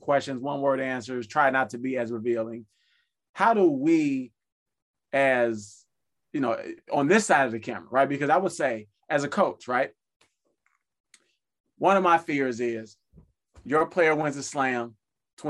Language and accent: English; Chicago, Illinois, United States; I grew up in Chicago